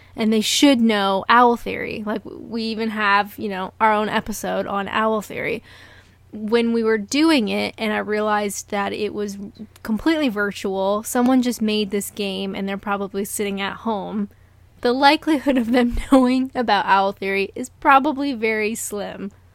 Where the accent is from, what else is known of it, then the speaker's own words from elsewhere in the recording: Canada; I'm Canadian